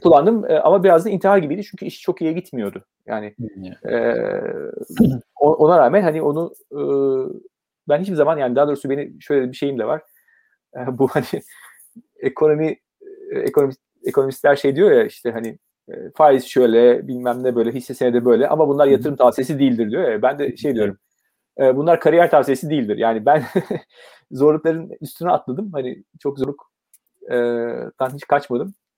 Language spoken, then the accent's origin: Turkish; Ankara, Turkey; moved away as an adult; also born or lived in Izmir / Istanbul; E, ben 1970 Ankara doğumluyum. E, bir çocukluk dönemi Ankara'da geçiyor.